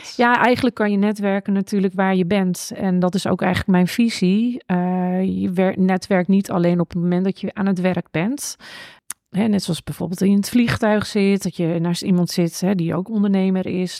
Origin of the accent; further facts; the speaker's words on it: Netherlands; also born or lived in Japan; die twee eh, nationaliteiten waar ik ben opgegroeid. En dat Nederlandse van gewoon je kan tegen iedereen praten, het maakt niet uit